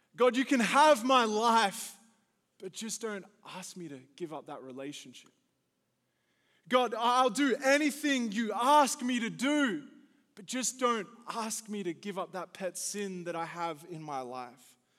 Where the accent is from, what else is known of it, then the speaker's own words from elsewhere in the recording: Australia; moved away as an adult; now in United States; Growing up in Australia